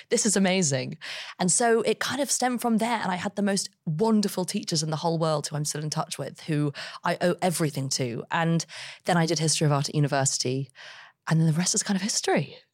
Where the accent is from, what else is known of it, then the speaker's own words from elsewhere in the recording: London, United Kingdom; I grew up in London